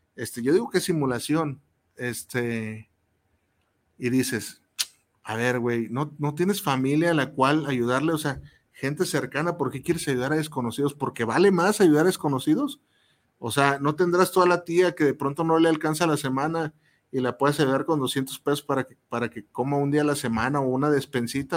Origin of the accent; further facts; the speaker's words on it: Mexico; como, como mexicanos